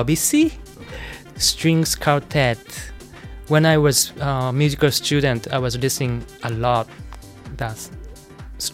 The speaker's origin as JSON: {"language": "English", "country": "Japan", "second_language": "English", "moved": "yes", "lives_now": "New York City, United States", "said": "I'm from Japan, I'm Japanese"}